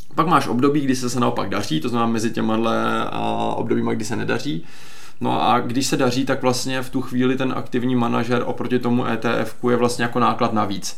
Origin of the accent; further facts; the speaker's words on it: Czechia; jako Češi